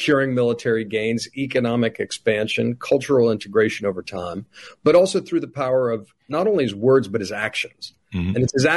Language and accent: English; Charleston, South Carolina, United States; moved away; I grew up partially in South Carolina in Charleston. And when we moved down there in the late 80s, early 90s